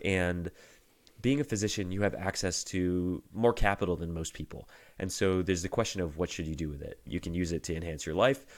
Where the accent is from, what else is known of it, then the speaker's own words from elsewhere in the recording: Virginia, United States; moved away as an adult; now in Michigan, United States; my home state, Virginia